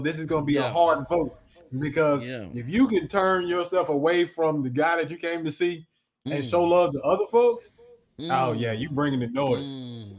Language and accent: English; Oklahoma, United States; I'm from Oklahoma.